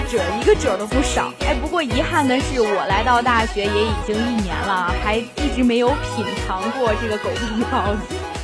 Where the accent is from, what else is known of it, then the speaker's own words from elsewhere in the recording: Tianjin, China; 作为一个天津人